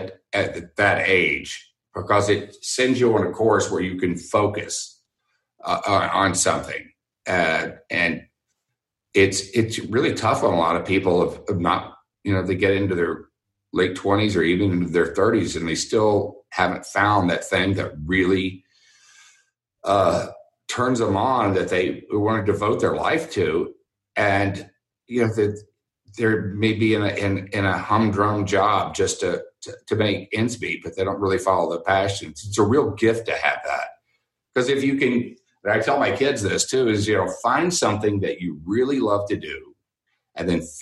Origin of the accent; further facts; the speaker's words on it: Houston, Texas, United States; I went there because I grew up in Houston